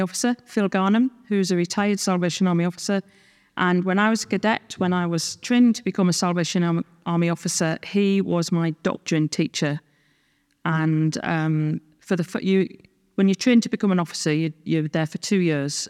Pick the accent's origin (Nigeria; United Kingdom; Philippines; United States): United Kingdom; Sunderland, North East England; moved away as an adult; now in Scotland; I grew up in the Northeast of England